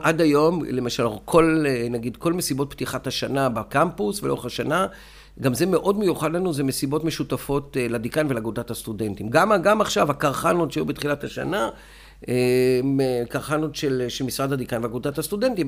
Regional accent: Beersheba, Southern District, Israel; moved away as an adult; now in Gedera, Israel; אני נולדתי וחייתי בבאר שבע, היום אני חי בגדרה, אה, אבל רוב חיי חייתי בבאר שבע

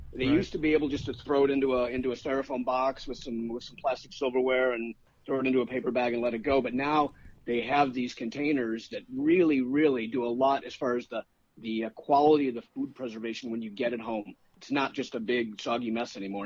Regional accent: Chicago, Illinois, United States; now in Sarasota, United States; I'm from Chicago originally

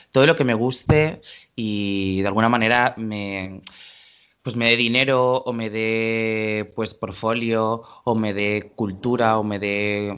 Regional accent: Valencia, Valencian Community, Spain; now in Barcelona, Spain; vivo en Barcelona actualmente pero soy nacido en Valencia

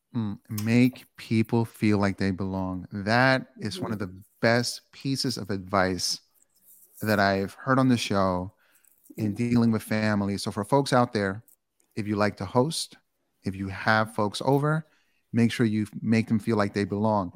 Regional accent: New York City, New York, United States; also born or lived in Bronx; I grew up in Queens

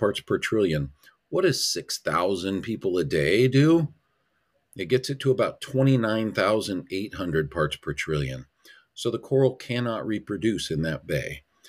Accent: Hanauma Bay, Hawaii, United States; moved away; I grew up in Hanama Bay

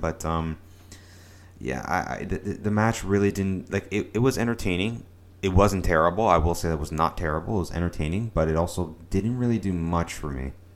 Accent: Canada; as a Canadian

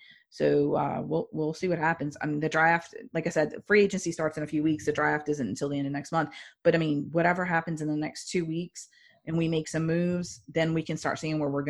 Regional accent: New Orleans, Louisiana, United States; I'm born and raised in New Orleans. I love the city

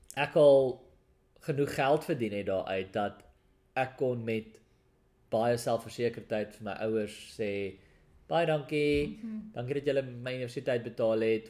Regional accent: South Africa; first language Afrikaans

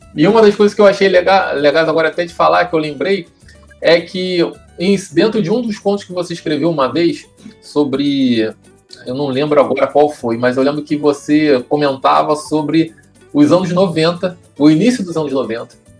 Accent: São Gonçalo, Rio de Janeiro, Brazil; eu sou do Paraíso, então eu ia direto ali para Nossa Senhora Aparecida

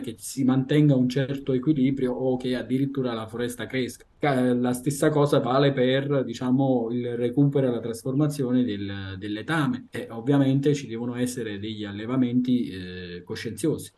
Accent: Italy; moved away as an adult; l'Italia è il mio paese di origine sono italiano

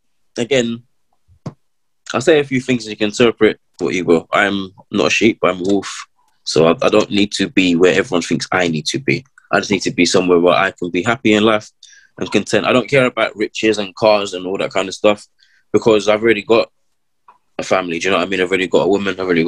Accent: London, United Kingdom; I'm from London

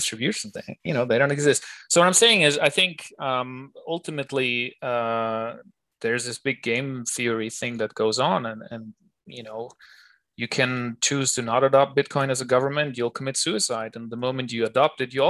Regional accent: Germany; now in Switzerland; I grew up in Germany

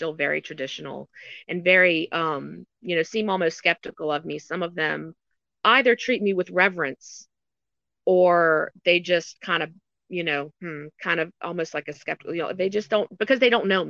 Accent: United States; moved away as an adult; now in China; as an American

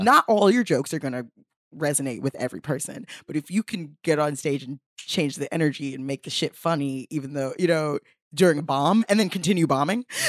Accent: New York City, New York, United States; I also am from Bed-Stuy

